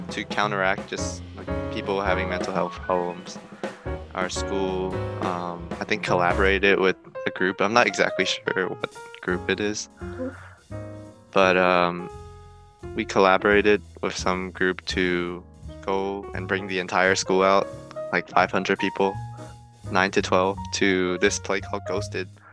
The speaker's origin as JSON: {"language": "English", "town": "Oakland", "region": "California", "country": "United States", "said": "I'm from Oakland"}